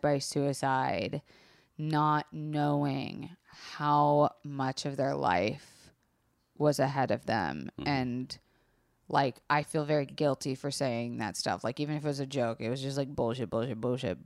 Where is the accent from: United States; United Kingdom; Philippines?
United States; Florida; I was raised in Florida